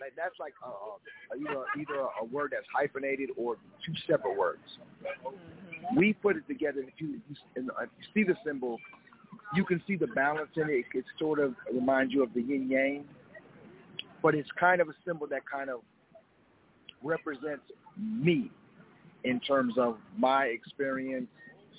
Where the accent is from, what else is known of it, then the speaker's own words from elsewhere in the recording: Japan; also born or lived in Topeka, Kansas, United States; And I was born in Topeka, Kansas. Never been there. Don't know anybody from there. But I ended up going back to Japan.